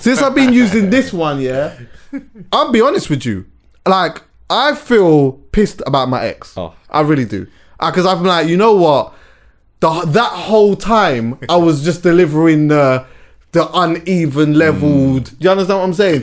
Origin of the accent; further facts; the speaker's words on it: England, United Kingdom; I was born here though, mm-hmm. and I was brought up here